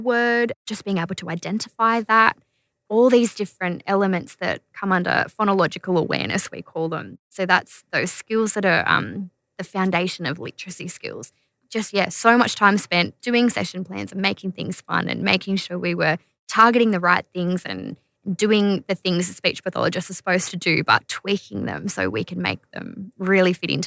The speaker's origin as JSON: {"language": "English", "town": "Kempsey", "region": "New South Wales", "country": "Australia", "tie": "born or raised there", "said": "I went to school in Kempsey and I grew up in Kempsey"}